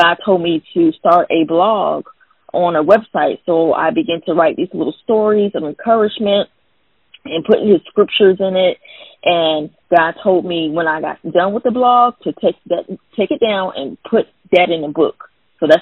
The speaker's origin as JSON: {"language": "English", "town": "Fayetteville", "region": "North Carolina", "country": "United States", "moved": "yes", "lives_now": "South Carolina, United States", "said": "I'm actually from Fayetteville, North Carolina, which is a military town"}